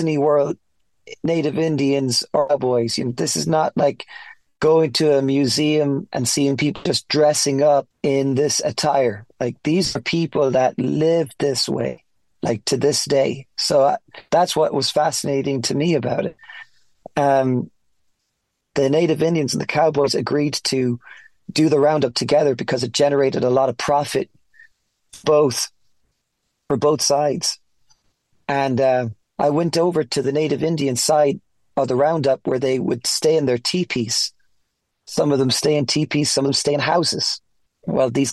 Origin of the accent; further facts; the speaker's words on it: Ireland; moved away as an adult; also born or lived in Florida, United States / Colorado, United States; now in United States; I'm from Ireland, born and raised.